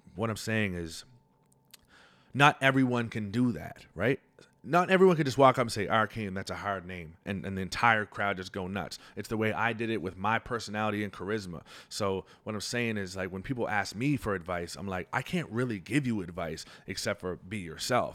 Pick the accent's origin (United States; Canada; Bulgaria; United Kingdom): Canada; Halifax, Nova Scotia; I grew up in the North End